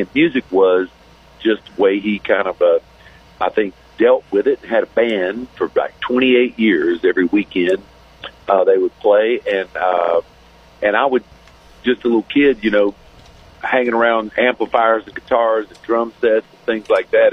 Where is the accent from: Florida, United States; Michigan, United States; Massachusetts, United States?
Florida, United States; also born or lived in Branson, Missouri; I'm back home in Florida, my my home state